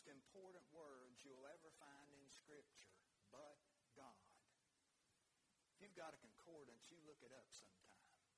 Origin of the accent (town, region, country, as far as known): United States